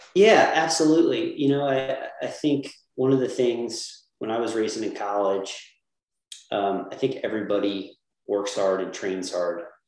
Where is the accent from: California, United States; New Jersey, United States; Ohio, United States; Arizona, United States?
New Jersey, United States; I grew up in New Jersey, South Jersey, um, and uh, went to Mainland High School, which is in Linwood